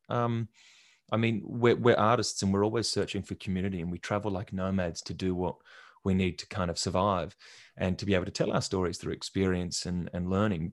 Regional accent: Albany, Western Australia, Australia; moved away; I'm from Albany. I was born and raised there and family's been there for generations.

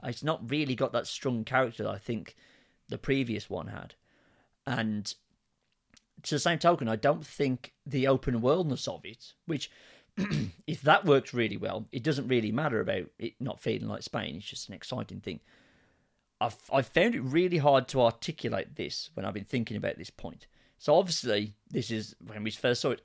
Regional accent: United Kingdom; we are British

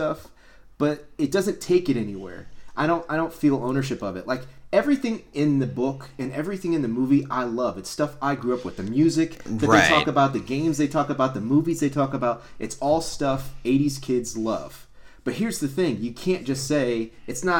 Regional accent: Columbus, Ohio, United States; Jake and I are from Columbus, Ohio

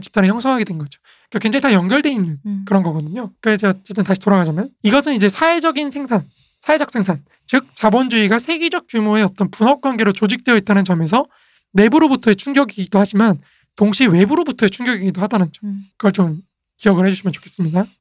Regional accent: South Korea; 우리 한국인이잖아요.

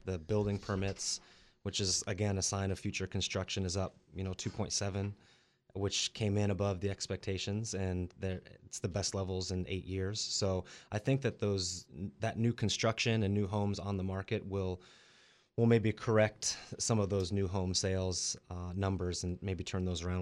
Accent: Colorado, United States; moved away as an adult; also born or lived in Las Vegas; now in Central Coast, California, United States; I grew up in Colorado, and I did a little stint in Las Vegas for a couple of years

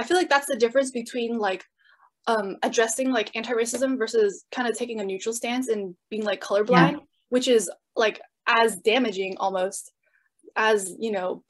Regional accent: San Jose, California, United States; As a student at Santa Clara, I grew up in San Jose, California, and San Jose has the biggest population of Vietnamese people outside of Vietnam.

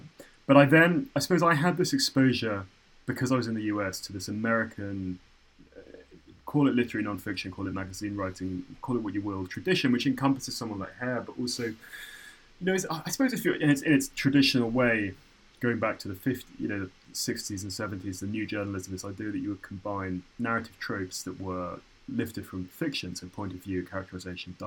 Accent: Cambridge, East of England, United Kingdom; moved away as an adult; also born or lived in New York; now in London, United Kingdom; I grew up in Cambridge

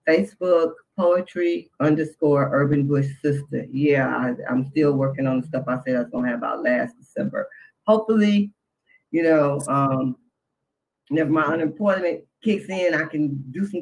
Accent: Detroit, Michigan, United States; I'm from Detroit

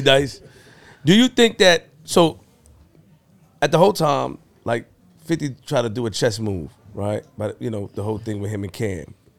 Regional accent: New York City, New York, United States; I'm from Linden and Farmers

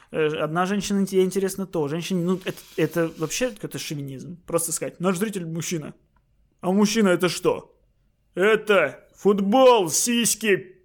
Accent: Kyiv, Ukraine; А не представлен вот я, киевлянин

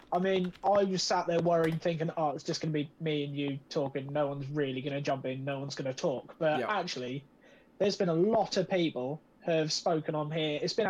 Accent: United Kingdom; Now, I'm British

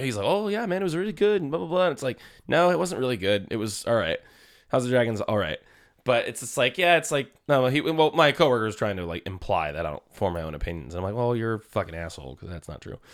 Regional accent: Vallejo, California, United States; people I grew up with in Vallejo.

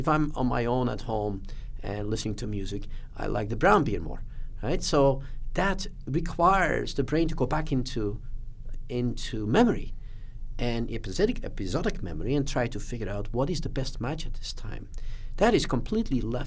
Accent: Belgium; I grew up in Belgium

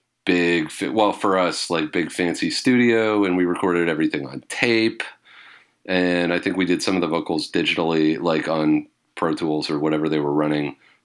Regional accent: British Columbia, Canada; on the island that I grew up on Vancouver Island, just covered in coniferous trees.

